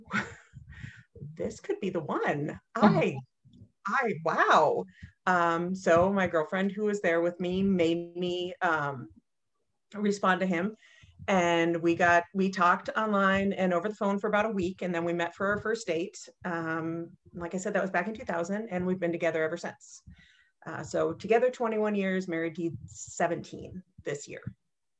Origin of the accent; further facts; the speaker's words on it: Northern Minnesota, United States; I grew up in Northern Minnesota in not necessarily a small town, but a smaller town